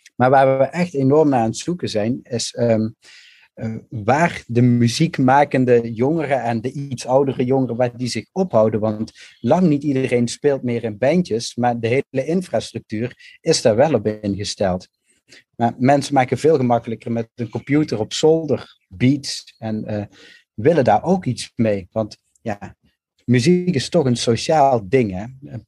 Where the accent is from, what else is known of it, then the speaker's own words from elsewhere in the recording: Limburg, Netherlands; moved away; ik ben zelf een Limburgse jongen, ben ook naar de stad gegaan